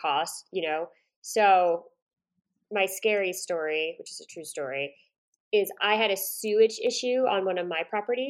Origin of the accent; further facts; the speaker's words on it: Woodstock, New York, United States; I'm from upstate New York